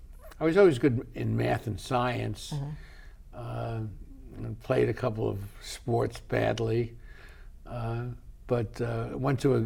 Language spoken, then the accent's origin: English; New York City, New York, United States; I grew up in New York City